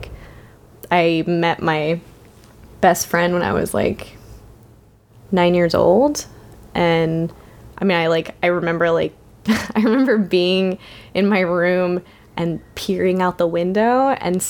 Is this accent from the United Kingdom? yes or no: no; Tallahassee, Florida, United States; I am born and raised in Tallahassee, Florida, and I'm 30.